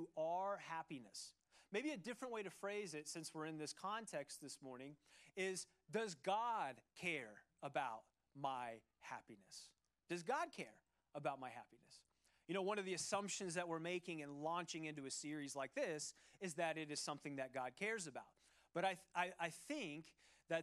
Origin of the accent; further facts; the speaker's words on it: Cincinnati, Ohio, United States; moved away; Growing up in Ohio, in the city of Cincinnati, the great city of Cincinnati